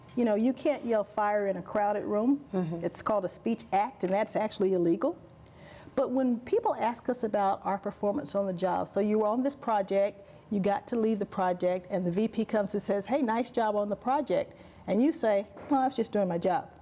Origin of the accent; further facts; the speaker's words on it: Alabama, United States; accent: Southern; I'm from Alabama